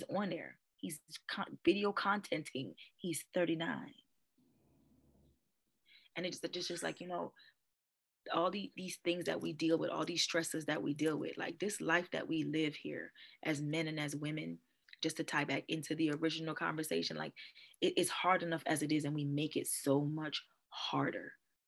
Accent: Trinidad & Tobago; I love Jamaica. I'm Trinidadian, but I love Jamaica. I'm going to retire in Jamaica, probably.

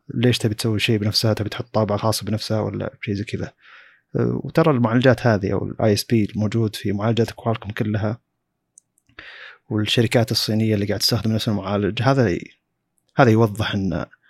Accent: Saudi Arabia; عندنا في السعوديه

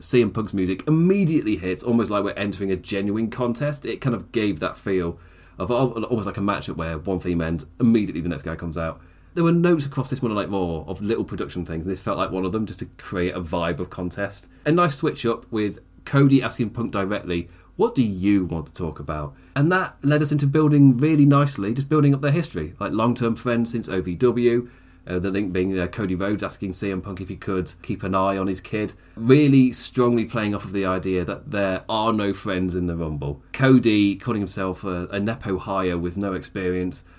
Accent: United Kingdom; as a British person

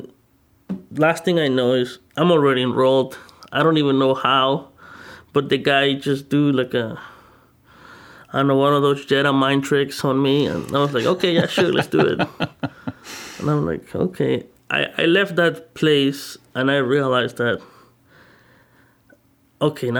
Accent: Mexico; moved away; I'm originally from Mexico

